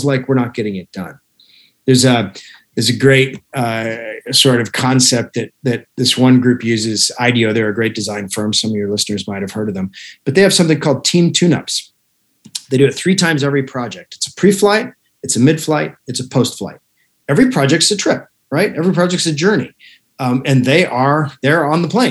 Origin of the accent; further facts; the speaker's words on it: Alaska, United States; moved away; I was raised in Alaska